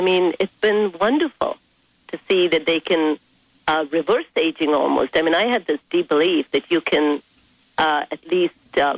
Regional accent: India; moved away as an adult; now in United States; I was raised in India for 17 years of my life

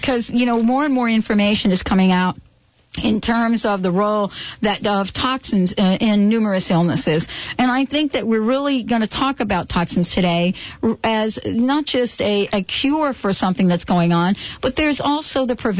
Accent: New Jersey, United States; now in Washington, United States; I come from New Jersey.

